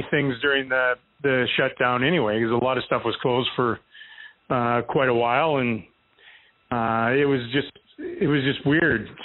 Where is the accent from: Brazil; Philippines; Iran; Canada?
Canada; moved away as an adult; now in United States; I can't get out of jury duty anymore by saying I'm Canadian.